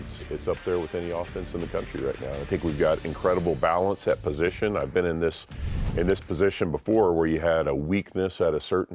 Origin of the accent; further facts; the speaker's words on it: Texas, United States; also born or lived in El Paso, Texas; I'm from Texas and spent several years in El Paso